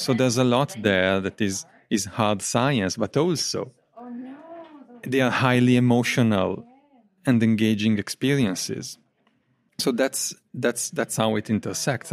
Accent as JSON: {"language": "English", "country": "Italy", "tie": "born or raised there", "second_language": "English", "moved": "yes", "lives_now": "Coventry, United Kingdom", "said": "I'm natively from Italy."}